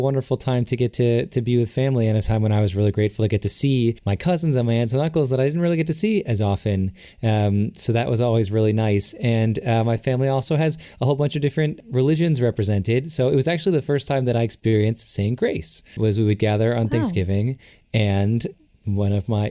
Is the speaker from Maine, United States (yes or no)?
no; Chicago, Illinois, United States; Well, so I grew up in Chicago, and we were very far from any family on either side.